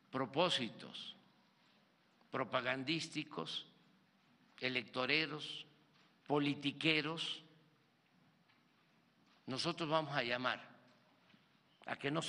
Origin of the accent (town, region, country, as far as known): Mexico